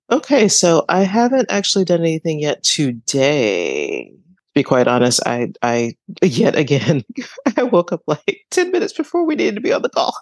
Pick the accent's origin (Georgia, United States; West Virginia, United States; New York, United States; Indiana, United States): Georgia, United States; I'm from Georgia